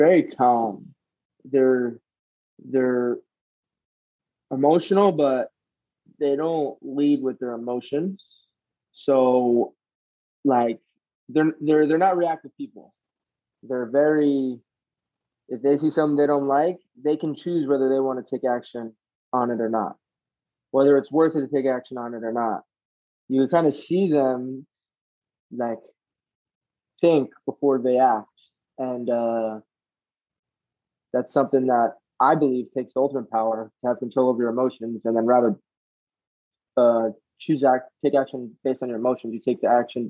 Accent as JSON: {"language": "English", "town": "Edison", "region": "New Jersey", "country": "United States", "tie": "born or raised there", "also_born_or_lived": "Toms River, New Jersey", "said": "I grew up in Edison, which is like an hour north."}